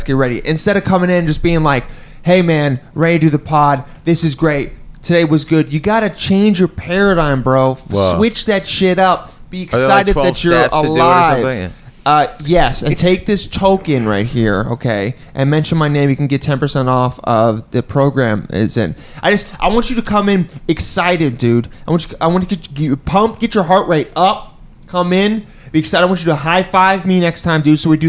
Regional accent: Los Angeles, California, United States; My hometown in Pacific Palisades, California, might be underwater in 40 years

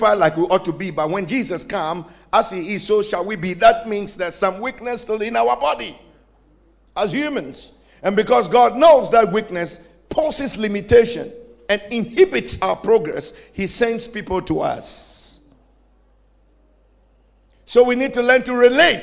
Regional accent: Ghana; I'm also a Ghanaian

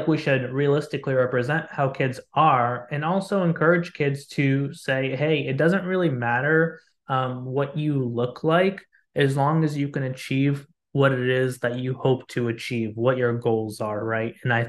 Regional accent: Lebanon; first language Arabic; English is a second language; also born or lived in United States; I am a Lebanese-American. I grew up living in Lebanon for a few years, went back and forth frequently between there and here. My first language was actually Arabic.

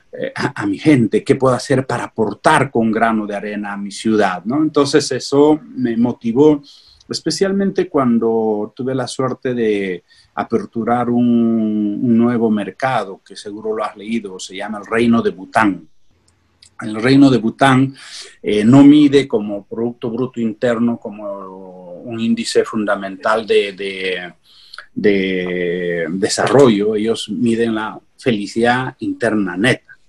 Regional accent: San Miguel, Ayacucho, Peru; yo crecí en el campo, soy de San Miguel Amar Ayacucho

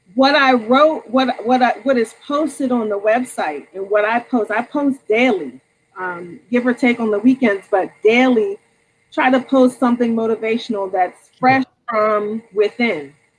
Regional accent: Norristown, Pennsylvania, United States; I'm from Norristown

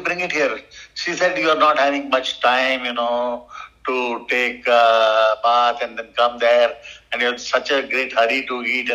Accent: India; first language Tamil; English is a second language

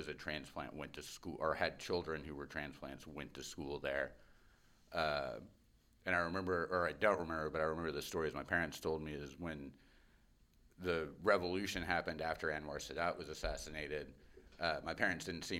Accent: Cairo, Cairo Governorate, Egypt; also born or lived in London; So I was born in London. And then I want to say by the time I was 8 months old, we were on a plane to Cairo. And lived in Cairo

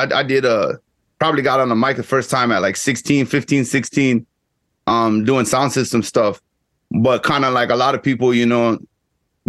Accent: Guyana; first language English; now in Texas, United States; I grew up in Guyana

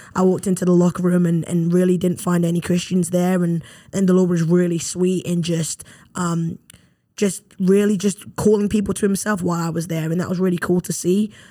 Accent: London, United Kingdom; moved away as an adult; now in Mobile, United States; growing up in London, England

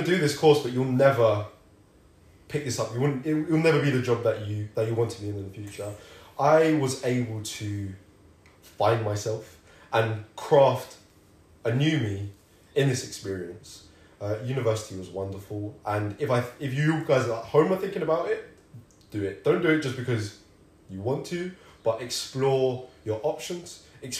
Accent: London, United Kingdom; moved away as an adult; also born or lived in Manchester; I am from London

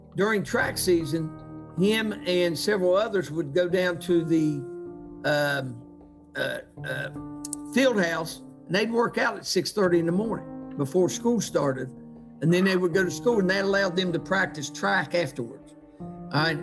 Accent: St. Albans, West Virginia, United States; growing up in St. Albans, West Virginia

